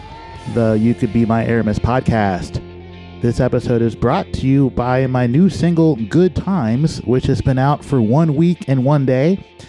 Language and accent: English; Xenia, Ohio, United States; also born or lived in Dayton, Ohio; I am your host. I'm a bass player and songwriter from the Gem City, Dayton, Ohio. But really, I grew up in Xenia.